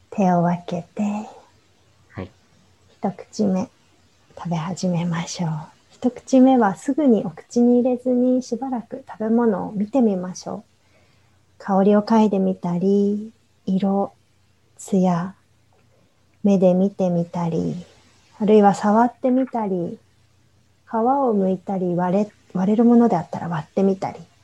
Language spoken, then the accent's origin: Japanese; Japan; also born or lived in Egypt / India; 日本で生まれ育ってるので